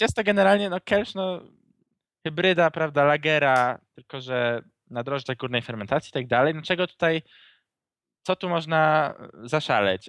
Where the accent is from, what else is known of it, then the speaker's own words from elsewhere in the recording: Łódź, Łódź Voivodeship, Poland; u nas w Łodzi